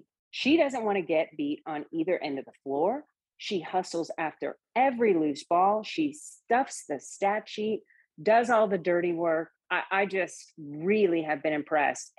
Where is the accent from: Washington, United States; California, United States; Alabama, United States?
Washington, United States; Seattle; I'm from the Seattle area